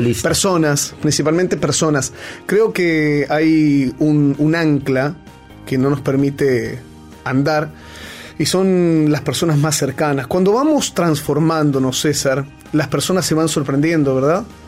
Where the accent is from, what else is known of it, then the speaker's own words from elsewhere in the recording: Argentina; moved away; also born or lived in Peru; soy argentino hasta el cuello